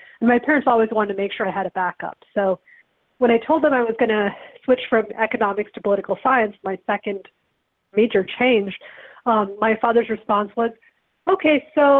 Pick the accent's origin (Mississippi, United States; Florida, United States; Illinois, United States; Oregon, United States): Illinois, United States; Evanston; also born or lived in India; I grew up in Evanston, Illinois, which is a big town for that. It's where Northwestern is, an excellent journalism school.